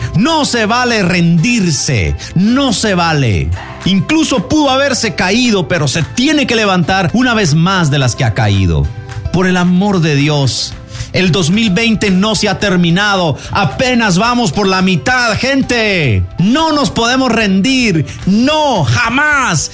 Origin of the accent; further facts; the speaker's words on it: Guatemala; Somos guatemaltecos